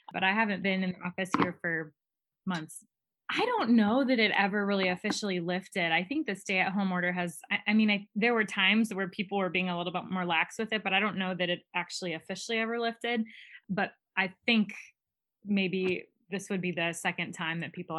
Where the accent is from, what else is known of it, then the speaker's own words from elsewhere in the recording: Bourbonnais, Illinois, United States; moved away as an adult; I grew up in Bourbonnais. So I lived there for 27 years before I moved out here